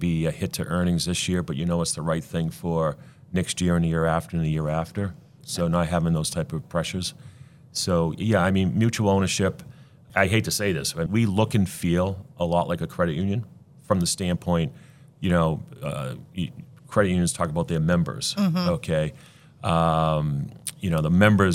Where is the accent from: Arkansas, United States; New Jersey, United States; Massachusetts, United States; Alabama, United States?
Massachusetts, United States; Fitchburg; I grew up in Fitchburg in the college neighborhood